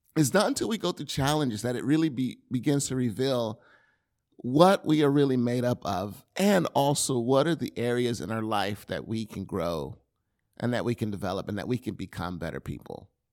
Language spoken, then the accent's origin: English; the South, United States; now in California, United States; I grew up in the South.